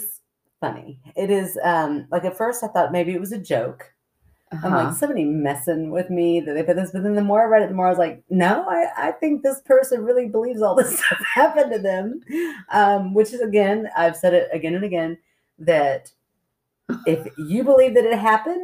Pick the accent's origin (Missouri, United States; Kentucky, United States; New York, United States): Kentucky, United States; We're those rare Kentucky city people